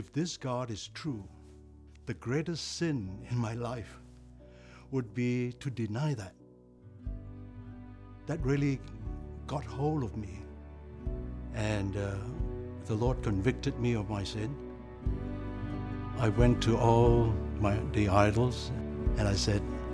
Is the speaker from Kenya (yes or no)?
no; Malaysia; I was born in Malaysia in 1947. My family were idols, served the gods.